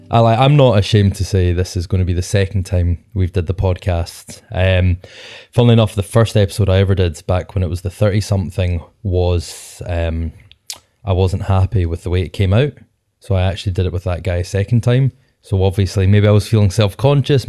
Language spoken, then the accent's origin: English; Scotland, United Kingdom; Being Scottish Podcasters